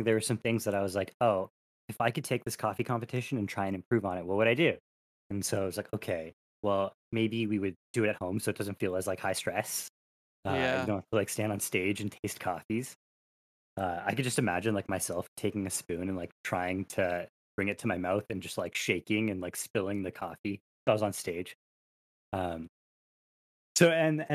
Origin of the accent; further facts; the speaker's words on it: Canada; As a Canadian